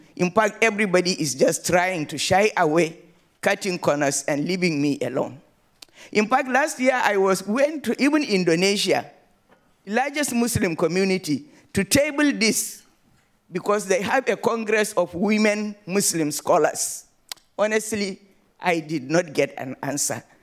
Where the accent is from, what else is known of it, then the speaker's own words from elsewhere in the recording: Nigeria; from Nigeria